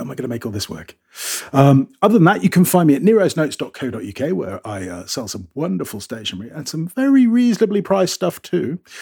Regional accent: United Kingdom; moved away; I'm a Brit

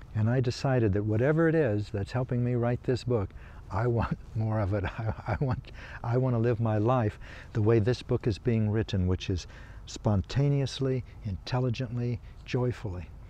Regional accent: Kansas, United States; I come from Kansas

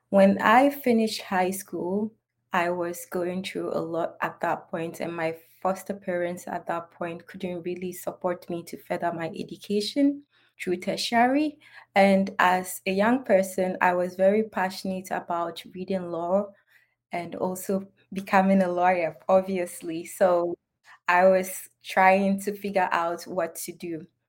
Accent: Upper East, Ghana; I'm from Northern Ghana, to be precise, Upper East Region. And growing up as a child and originating from a society in which has deep-rooted cultural norms

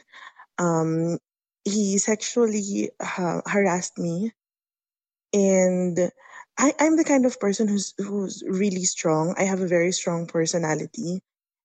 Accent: Philippines; I am from the Philippines

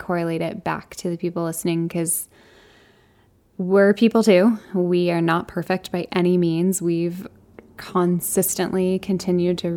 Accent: Arizona, United States; growing up in Arizona, both my parents worked full time

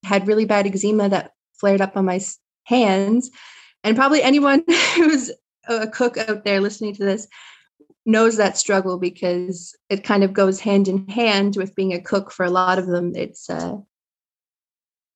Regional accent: Eastern Shore, Nova Scotia, Canada; moved away as an adult; also born or lived in Newfoundland; now in Codroy Valley, Canada; I hail from Eastern Shore, Nova Scotia, which is about an hour outside of Halifax

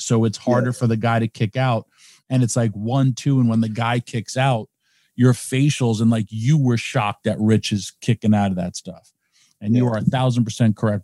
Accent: Yonkers, New York, United States; my first ever tryout was in my hometown

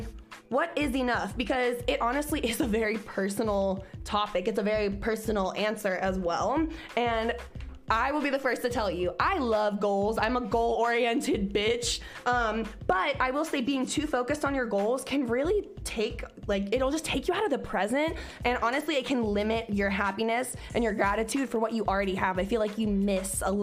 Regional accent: Cincinnati, Ohio, United States; moved away; I was from Cincinnati.

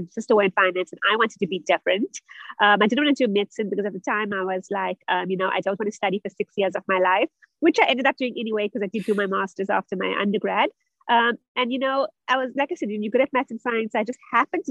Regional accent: South Africa; also born or lived in Germany; I'm originally from South Africa, where I also studied.

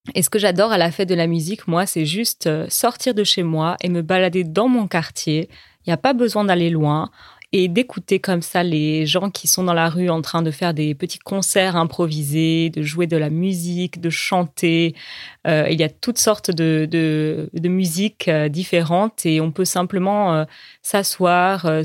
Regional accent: Zambia; French is a second language; je viens de Zambie et je suis en train d'apprendre le français

